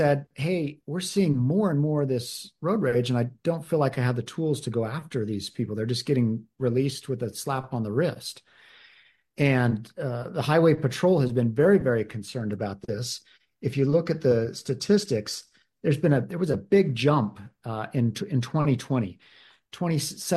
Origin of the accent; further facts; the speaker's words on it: Davis County, Utah, United States; I'm from Davis County. I was city council member and mayor of Centerville